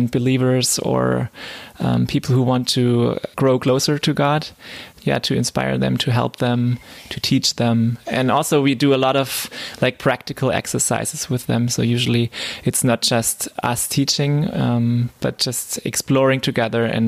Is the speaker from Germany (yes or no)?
yes; Southern Germany, Germany; moved away as an adult; now in Leipzig, Germany; I'm from South Germany and not so familiar with the East culture